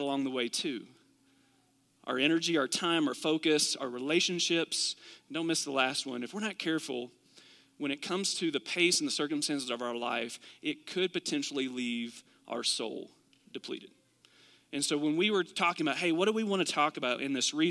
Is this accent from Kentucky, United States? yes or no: yes; Kentucky, United States; moved away; also born or lived in Arizona; Did live in Arizona for about 8 years, but originally from Kentucky.